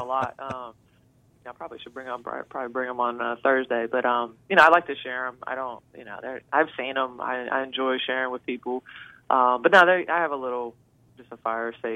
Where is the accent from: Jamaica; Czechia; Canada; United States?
United States; Logan, Ohio; now in Columbus, United States; from Logan, and, you know, I live in Columbus